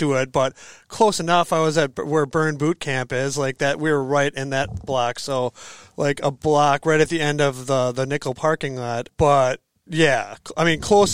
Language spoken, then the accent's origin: English; Green Bay, Wisconsin, United States; moved away as an adult; also born or lived in Madison, Wisconsin; now in Sun Prairie, United States; I was born in the Green Bay area. I came down to Madison to go to school